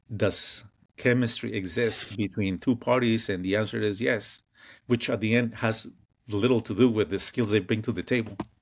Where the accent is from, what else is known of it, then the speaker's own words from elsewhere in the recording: Mexico; moved away; growing up in Mexico